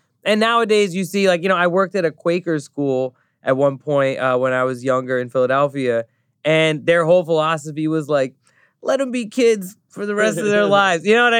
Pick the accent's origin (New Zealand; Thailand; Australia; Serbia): Thailand; now in United States; I grew up in Thailand. I'm from a Pakistani family. You know, I lived in the United States for 20 some years now.